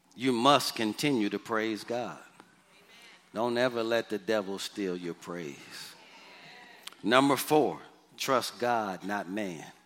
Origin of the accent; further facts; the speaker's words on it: Detroit, Michigan, United States; moved away; The house I grew up in in Detroit, Michigan, the address was 4331 Waverly